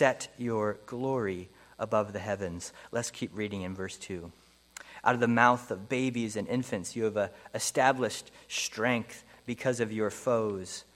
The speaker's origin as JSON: {"language": "English", "region": "Pennsylvania", "country": "United States", "tie": "born or raised there", "moved": "yes", "said": "I grew up in Pennsylvania"}